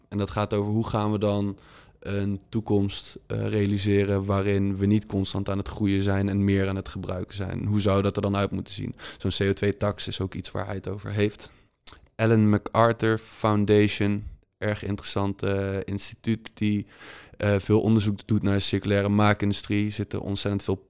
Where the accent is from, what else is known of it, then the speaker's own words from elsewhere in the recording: Netherlands; als Nederlander